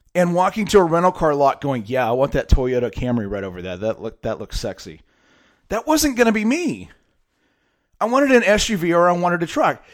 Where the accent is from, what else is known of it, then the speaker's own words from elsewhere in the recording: San Diego, California, United States; also born or lived in Fresno, California; my hometown is of, in San Diego, California. Uh, lived in Fresno for a long time, went to high school there.